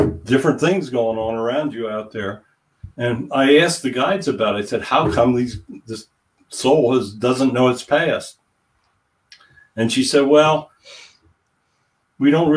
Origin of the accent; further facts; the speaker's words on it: Hershey, Pennsylvania, United States; I was born in Hershey, which is like 30 miles from Gettysburg